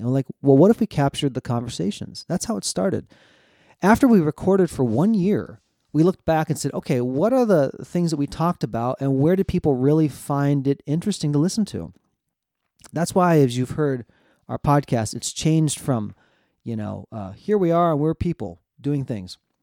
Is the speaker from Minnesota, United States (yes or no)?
yes; central Minnesota, United States; moved away as an adult; also born or lived in South Korea; I was adopted from South Korea. grew up in central Minnesota.